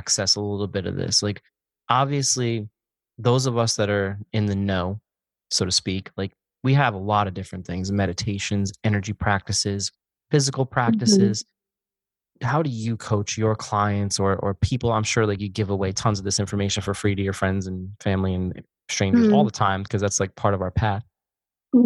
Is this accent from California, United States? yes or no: no; Pocono Mountains, Pennsylvania, United States; I'm from the Pocono Mountains in Pennsylvania